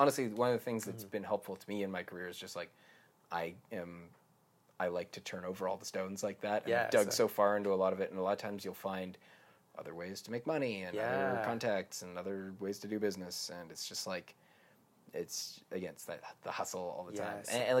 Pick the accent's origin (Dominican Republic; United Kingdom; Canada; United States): Canada; It's an interesting thing being like a Canadian musician.